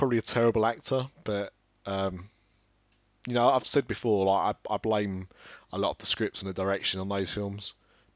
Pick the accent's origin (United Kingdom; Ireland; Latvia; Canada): United Kingdom; Ilford, London; also born or lived in Brighton; I was born in Brighton, but I lived in Ilford and then upwards